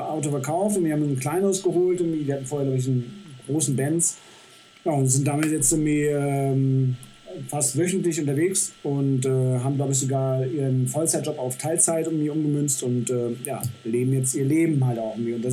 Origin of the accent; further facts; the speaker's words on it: Düsseldorf, North Rhine-Westphalia, Germany; moved away as an adult; also born or lived in Celle / Bremen; now in Saalbach, Austria; habe dann meine Heimatstadt, also, beziehungsweise Düsseldorf, nochmal von einer ganz anderen Seite kennenlernen dürfen